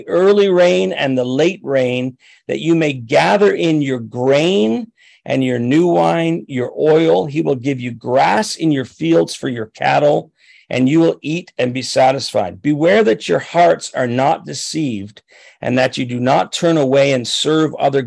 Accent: Chatham, Ontario, Canada; I grew up down near Chatham, Ontario, and I worked on a farm in Raleigh Township

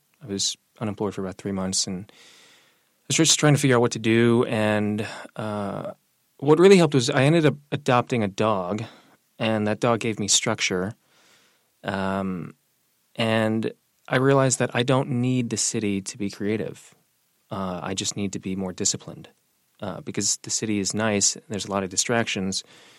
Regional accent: Singapore; also born or lived in Brooklyn; now in Vermont, United States; My youngest sister is Chinese American that we adopted when I was a kid when I was growing up in Singapore. So the transition from Brooklyn to Vermont was actually pretty smooth.

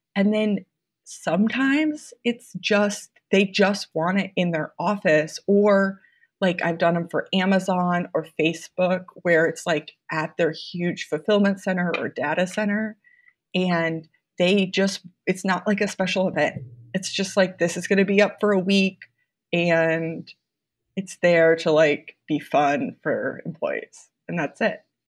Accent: Mason City, Iowa, United States; also born or lived in North Carolina / Los Angeles; now in Des Moines, United States; I'm from Iowa originally. I I'm from Mason City, which is a smaller town about two hours north of here

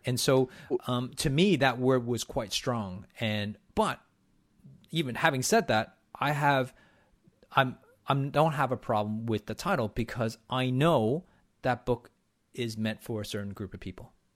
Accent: Canada; being Canadian

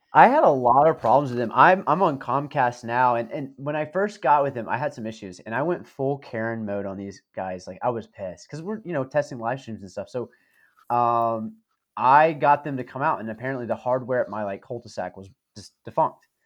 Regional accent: the South, United States; as a Southerner

